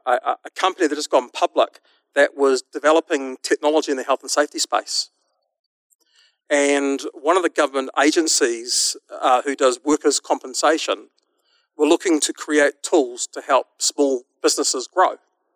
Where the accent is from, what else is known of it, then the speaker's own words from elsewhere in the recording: New Zealand; my funny accent tells you that I'm from a little country called New Zealand